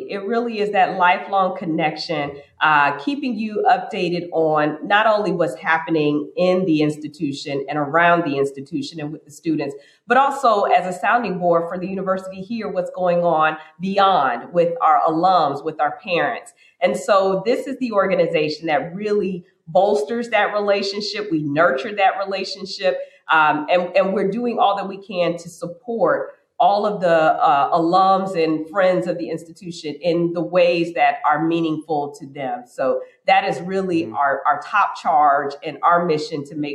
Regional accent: Miami, Florida, United States; moved away as an adult; I'm originally from Florida, Miami, Florida, born and raised

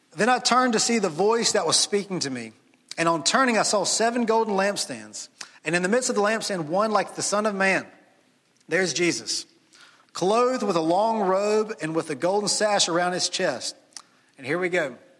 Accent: Jackson, Mississippi, United States; moved away as an adult; now in Starkville, United States; I grew up in Jackson, Ole Miss fan all my life

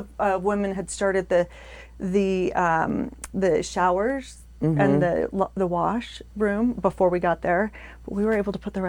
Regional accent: United States; I was born in Northern, in Palo Alto.

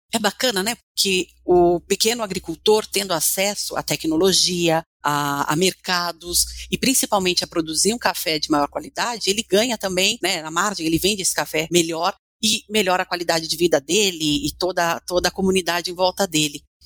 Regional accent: Brazil; para mim como brasileira

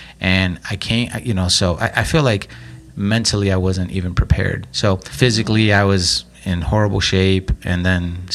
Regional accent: Lake Station, Indiana, United States; I was from Lake Station

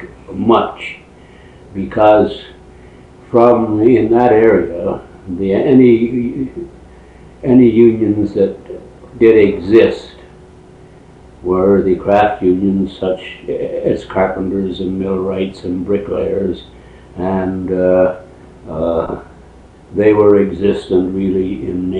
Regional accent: Peterborough, Ontario, Canada; I was born in Peterborough, Ontario on the 18th of August, 1909.

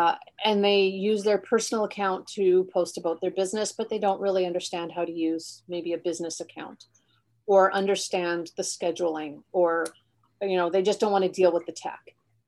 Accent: Alberta, Canada; now in Halifax, Canada; I am from Alberta. I'm a base brat. I'm from Canada, but my family is all of my roots are in Alberta.

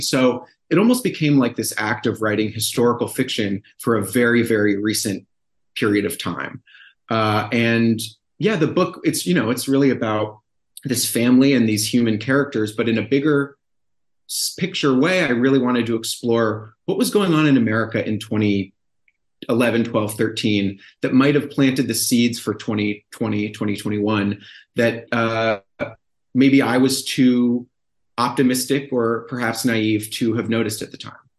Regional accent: Brookline, Massachusetts, United States; moved away; my hometown of Brookline, Massachusetts.

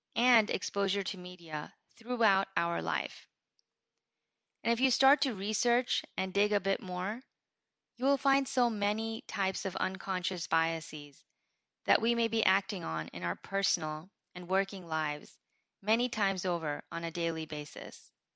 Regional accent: United States; as an American Muslim living in America

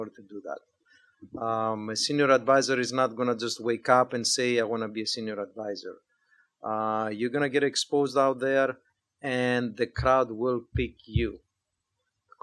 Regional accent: Greece; moved away as an adult; now in United States; I was born and raised in Greece, moved to the U.S. 30 years ago

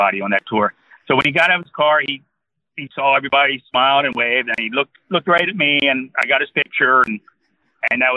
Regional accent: New Jersey, United States; moved away as an adult; also born or lived in Auburn, Alabama; now in Huntsville, United States; my dad was a factory worker in Jersey. This is growing up in Jersey

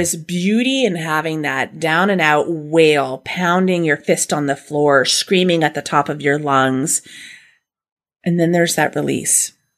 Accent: Canada; we're Canadian

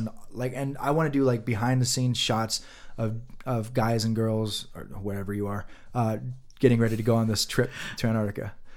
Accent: Nevada, United States; we say things weird in Nevada sometimes

